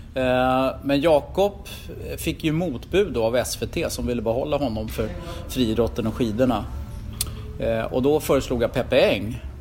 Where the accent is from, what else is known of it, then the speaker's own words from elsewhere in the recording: Stockholm, Stockholm County, Sweden; Jag var ju från Rågsved, förortskille